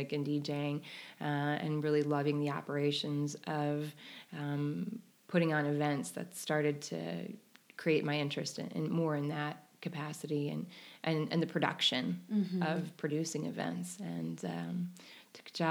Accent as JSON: {"language": "English", "town": "Chicago", "region": "Illinois", "country": "United States", "tie": "born or raised there", "said": "I grew up in Chicago in the suburbs"}